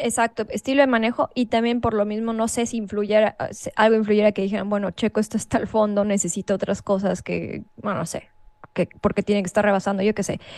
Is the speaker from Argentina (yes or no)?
no; Mexico; nosotros como mexicanos o como latinos